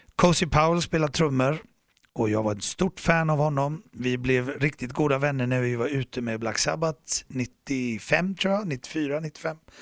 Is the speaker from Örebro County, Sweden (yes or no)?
no; Gothenburg, Västra Götaland, Sweden; jag är en hissingsbo. Jag växte upp här i Göteborg.